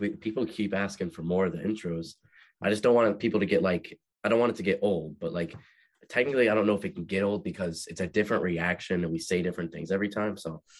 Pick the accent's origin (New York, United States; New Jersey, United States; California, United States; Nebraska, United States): New Jersey, United States; New Jersey.